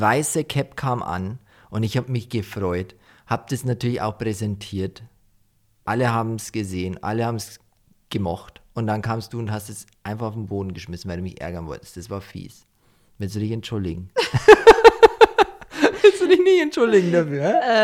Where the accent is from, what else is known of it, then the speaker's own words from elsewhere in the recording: Deggendorf, Bavaria, Germany; Ich komme ja eigentlich nicht aus dem Dorf, wo wir jetzt leben, sondern ich war immer in Deckendorf. Mhm. Und da habe ich halt so halt meine Jugend verbracht